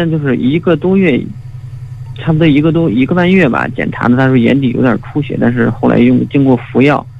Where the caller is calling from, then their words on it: Shijiazhuang, Hebei, China; 嗯，我是河北的听众，然后主要是这个，我想咨询一下